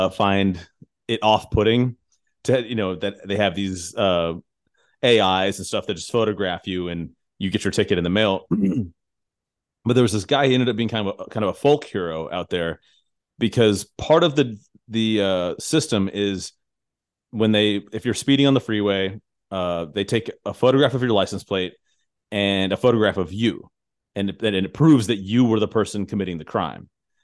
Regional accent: Tucson, Arizona, United States; born there; So I was born in Tucson, Arizona, and I still have family out there, and I still visit.

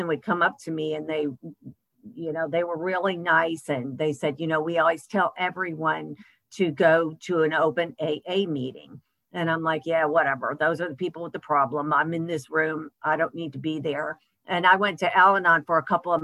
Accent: Michigan, United States; moved away as an adult; also born or lived in Texas; I grew up in Michigan. I moved to Texas when I was 18

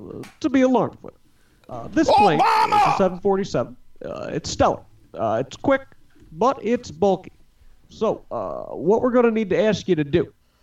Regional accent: United States; I'm an American in an emergency

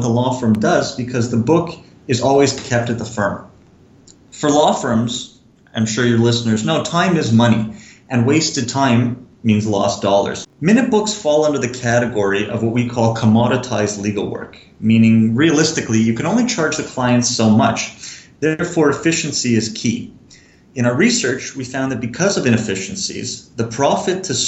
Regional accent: Montreal, Quebec, Canada; I'm originally from Montreal.

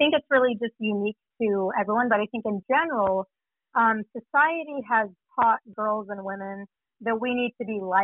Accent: Utah, United States; also born or lived in Virginia; my hometown of Utah State

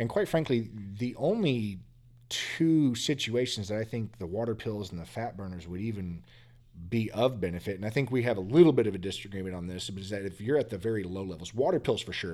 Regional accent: Texas, United States; Growing up in Texas

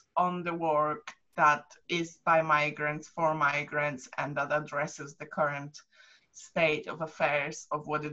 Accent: Poland; now in United Kingdom; I'm from Poland

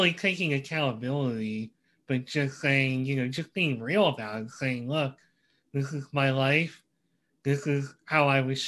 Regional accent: Reading, Pennsylvania, United States; I'm from Reading, PA

